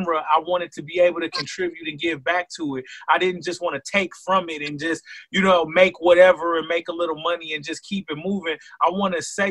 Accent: Flint, Michigan, United States; born and raised in Flint, Michigan

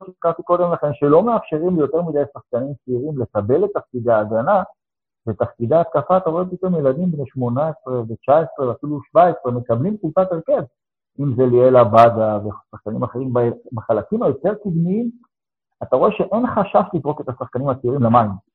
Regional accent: Ashdod, Southern District, Israel; אני גדלתי בתור ילד בפריפריה שנקראתה אשדוד

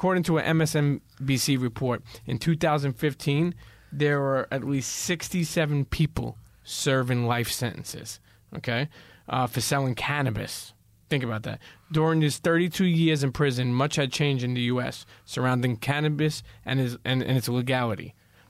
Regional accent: Brooklyn, New York, United States; growing up in Brooklyn and New York and knowing all the mob scene, all the criminal scene, I never really went to Philly until later on in my life.

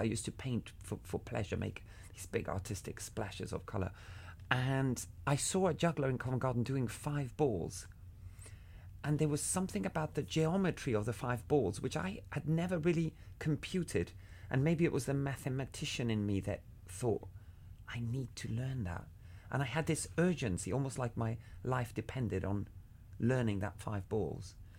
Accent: Havana, Cuba; When I was a kid, I grew up in Havana

